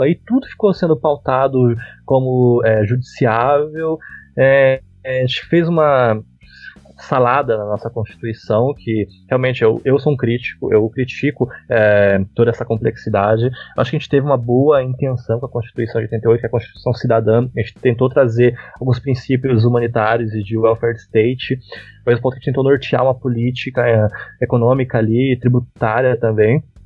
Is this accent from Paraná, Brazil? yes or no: yes; Araucária, Paraná, Brazil; Eu sou um humilde paranaense. Por acaso é araucariense, né? Porque eu sou da região metropolitana de Curitiba.